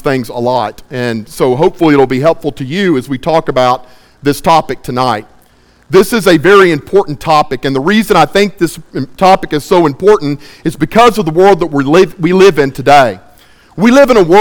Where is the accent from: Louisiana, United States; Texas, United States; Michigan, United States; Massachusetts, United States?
Texas, United States; Baytown; I am from Baytown, Texas